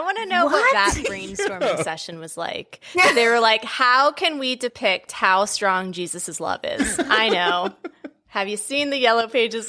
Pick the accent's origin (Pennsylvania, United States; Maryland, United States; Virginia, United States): Maryland, United States; I'm in the DMV. I'm in Maryland. Wow. Born and raised.